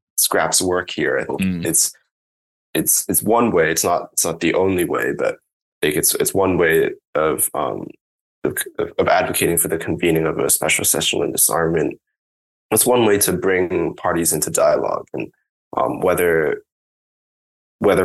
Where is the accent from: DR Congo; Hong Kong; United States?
Hong Kong; And I grew up in Hong Kong